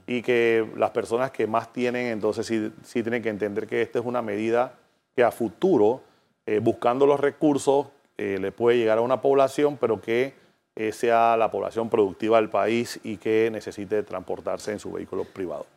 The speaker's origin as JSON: {"language": "Spanish", "country": "Panama", "said": "nosotros como panameños"}